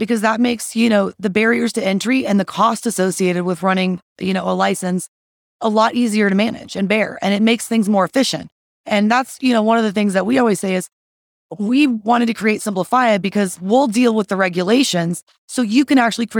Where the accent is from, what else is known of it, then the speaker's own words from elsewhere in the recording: Texas, United States; also born or lived in Colorado; now in Denver, United States; I am from Texas.